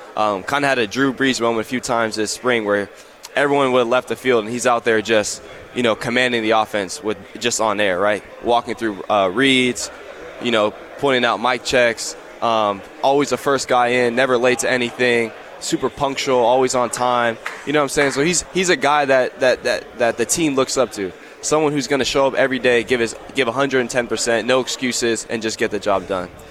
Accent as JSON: {"language": "English", "town": "Simi Valley", "region": "California", "country": "United States", "said": "I'm from Simi Valley."}